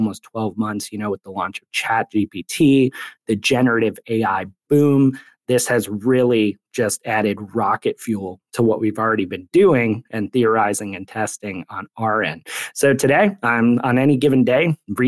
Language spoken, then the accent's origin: English; Cleveland, Ohio, United States; my hometown of Cleveland, Ohio.